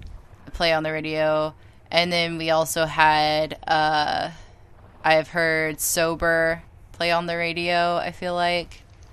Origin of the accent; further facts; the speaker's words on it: California, United States; because I'm from Cali